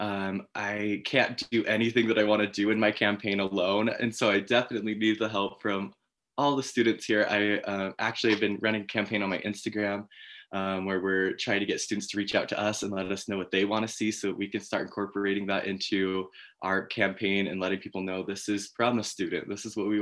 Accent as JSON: {"language": "English", "town": "Layton", "region": "Utah", "country": "United States", "said": "I am from Northern Utah, Layton area"}